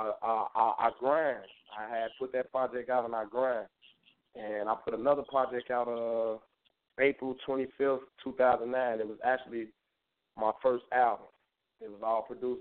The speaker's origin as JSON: {"language": "English", "town": "Chicago", "region": "Illinois", "country": "United States", "said": "I'm from Chicago, Westside, 290"}